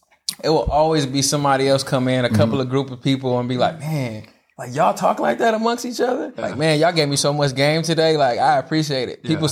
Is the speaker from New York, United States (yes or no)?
no; the Valley, California, United States; I'm from the Valley.